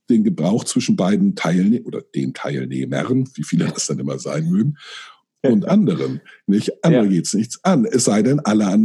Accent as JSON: {"language": "German", "town": "Friedberg", "country": "Germany", "tie": "born or raised there", "moved": "as an adult", "lives_now": "Hamburg, Germany", "said": "Ich bin dann ähm, für eine Lehre nach Hamburg gezogen. Äh, in meinen Augen zurückgezogen, obwohl ich da nie, bis dahin nie gelebt hatte, weil ich mich immer als Norddeutscher und al"}